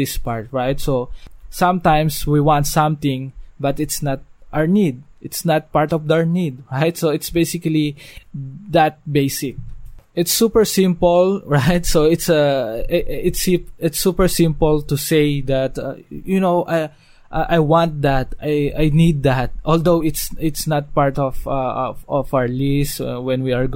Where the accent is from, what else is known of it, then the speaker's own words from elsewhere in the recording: Dasmariñas, Cavite, Philippines; I'm from Dasmariñas, Cavite